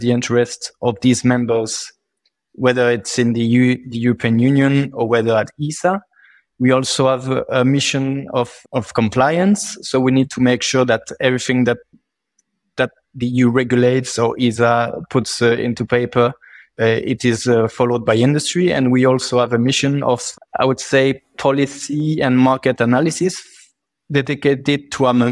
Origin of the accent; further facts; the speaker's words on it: Toulouse, Occitania, France; moved away as an adult; also born or lived in Strasbourg; now in Brussels, Belgium; I'm from Toulouse, which is a city and a region which is well known for space